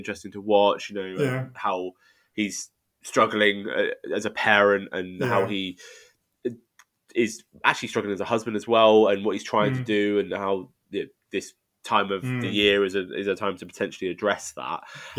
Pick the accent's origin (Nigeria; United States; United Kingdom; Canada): United Kingdom; And I think as a British audience, I think we'll get more out of this than you would say out of Best Christmas Ever.